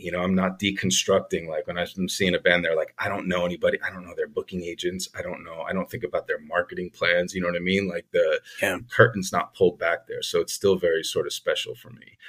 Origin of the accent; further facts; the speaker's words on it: Glen Rock, New Jersey, United States; also born or lived in New York City; I grew up in New Jersey. I'm from a town called Glen Rock, which is right outside New York City